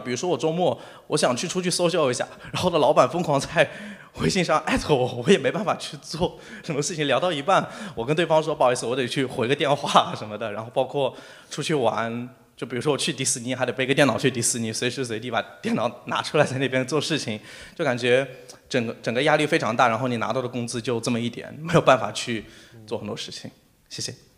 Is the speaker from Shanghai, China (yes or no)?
yes; Shanghai, China; 我虽然是一个上海的，呃，就是可以说上海土著，我自己有房有车